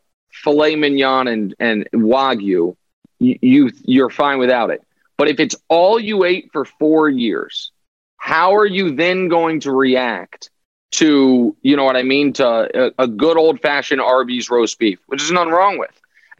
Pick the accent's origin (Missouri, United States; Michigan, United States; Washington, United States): Missouri, United States; Kansas City; Yeah, that's right. My hometown.